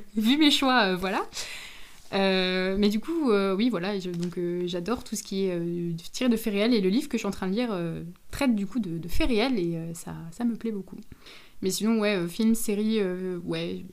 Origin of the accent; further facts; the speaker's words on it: Moselle, Grand Est, France; on vient de Moselle